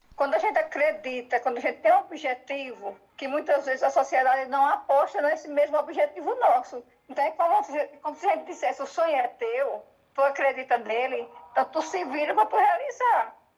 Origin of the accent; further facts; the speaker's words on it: Northeast Region, Brazil; moved away; nós que somos nordestinos